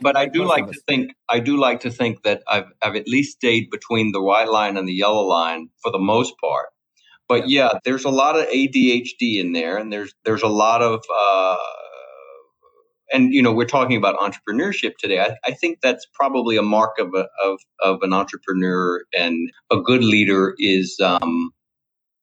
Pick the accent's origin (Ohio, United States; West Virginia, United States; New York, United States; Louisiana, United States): Louisiana, United States; Mamou; accent: Cajun drawl; I grew up in a small town called Mamou, Louisiana, you know, the heart of Cajun Mardi Gras